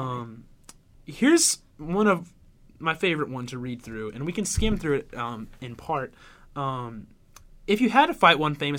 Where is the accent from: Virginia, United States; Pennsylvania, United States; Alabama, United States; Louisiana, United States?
Alabama, United States; I'm from Alabama